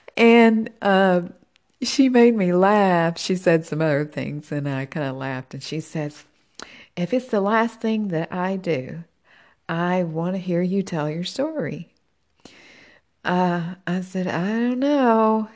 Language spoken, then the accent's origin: English; Tennessee, United States; moved away as an adult; I'm originally from Tennessee.